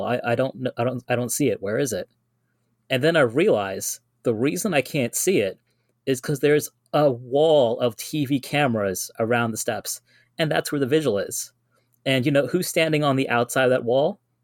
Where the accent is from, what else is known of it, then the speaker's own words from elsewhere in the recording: New York City, New York, United States; I am a native New Yorker. I'm from the Guyanese community